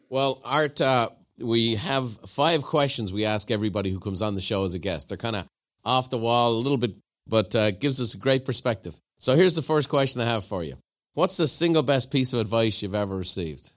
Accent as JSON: {"language": "English", "country": "Ireland", "moved": "yes", "lives_now": "United States"}